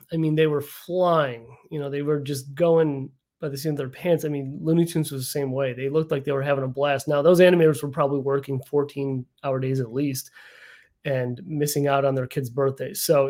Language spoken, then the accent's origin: English; Chicago suburbs, Illinois, United States; I grew up in the Chicago suburbs.